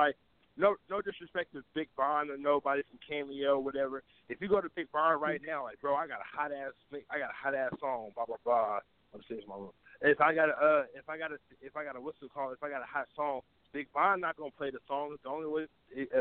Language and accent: English; Oakland, California, United States; I'm from Oakland